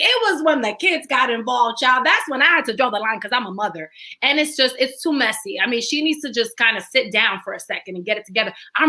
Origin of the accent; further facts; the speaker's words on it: New York City, New York, United States; I am Dominican from the Heights